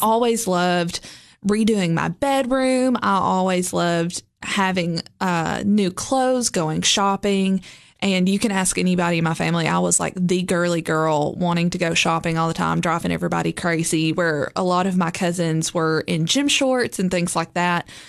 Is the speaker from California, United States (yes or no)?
no; Lebanon, Tennessee, United States; also born or lived in Gordonsville, Smith County, Tennessee / Cookeville, Tennessee; I grew up in Lebanon, Tennessee, which is just, like, forty-five minutes from here. Um, also kind of half grew up in Smith County as well in the Gordonsville area.